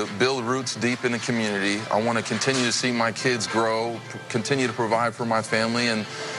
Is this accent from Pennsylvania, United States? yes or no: yes; Pennsylvania, United States; now in Bay Area, United States; I grew up in Pennsylvania